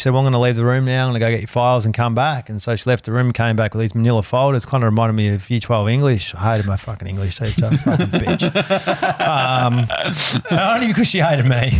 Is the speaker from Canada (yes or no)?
no; Melbourne, Victoria, Australia; I was born in the Royal Women's Hospital